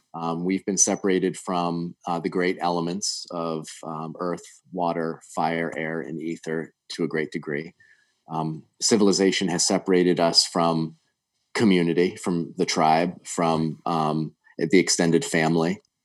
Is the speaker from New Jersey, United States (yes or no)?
no; Connecticut, United States; moved away as an adult; also born or lived in the Carolinas / Smoky Mountains; growing up in Connecticut